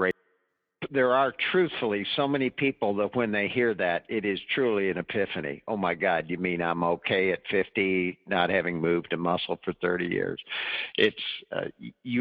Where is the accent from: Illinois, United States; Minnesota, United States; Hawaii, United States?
Illinois, United States; moved away as an adult; now in Charlottesville, United States; I grew up in Illinois